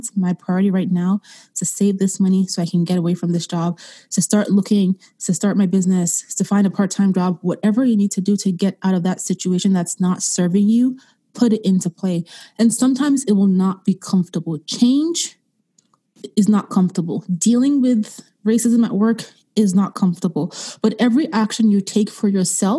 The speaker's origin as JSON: {"language": "English", "country": "Austria", "tie": "born or raised there", "moved": "yes", "said": "I grew up in Europe, in Austria, and growing up as a young child, racism was something that we faced every day"}